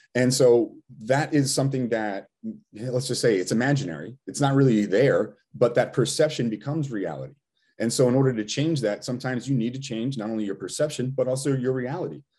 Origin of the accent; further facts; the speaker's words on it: Rhode Island, United States; we're still from Rhode Island